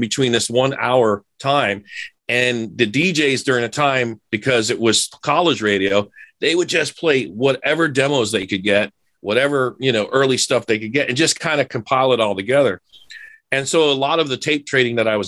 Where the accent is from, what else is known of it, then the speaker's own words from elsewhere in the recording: Miami, Florida, United States; I'm a city kid growing up in Miami.